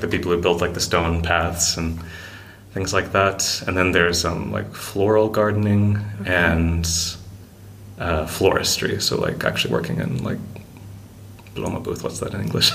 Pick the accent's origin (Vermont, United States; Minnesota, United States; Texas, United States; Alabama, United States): Alabama, United States; moved away as an adult; also born or lived in Wisconsin / China; now in Iceland; I was uh, born in Alabama